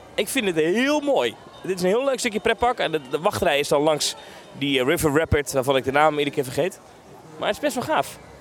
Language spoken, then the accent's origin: Dutch; Netherlands; als Nederlander hier